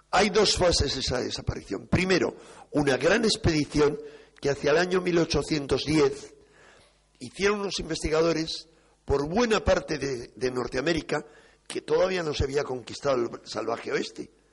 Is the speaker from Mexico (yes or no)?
no; Spain; los españoles